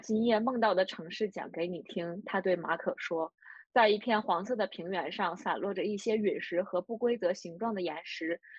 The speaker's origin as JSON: {"language": "Chinese", "area": "a steel city in Northeast China", "region": "Liaoning", "country": "China", "tie": "born or raised there", "said": "我的老家作为东北的一个钢铁城市"}